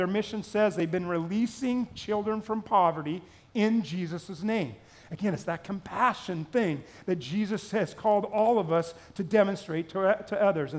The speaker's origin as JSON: {"language": "English", "region": "Southern California", "country": "United States", "tie": "born or raised there", "said": "growing up in Southern California"}